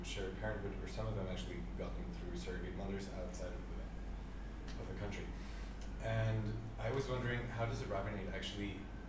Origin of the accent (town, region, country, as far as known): Venezuela; moved away